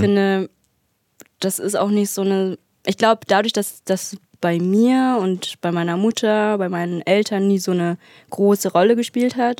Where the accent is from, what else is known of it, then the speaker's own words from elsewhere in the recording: Berlin, Germany; moved away as an adult; also born or lived in Bad Belzig / Dresden; now in Erfurt, Germany; ich bin halt in Berlin aufgewachsen